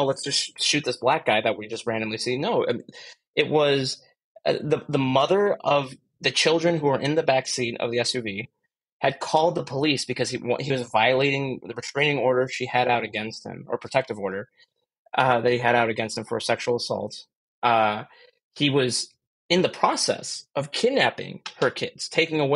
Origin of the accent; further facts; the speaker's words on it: Chicago, Illinois, United States; I'm from the Chicago area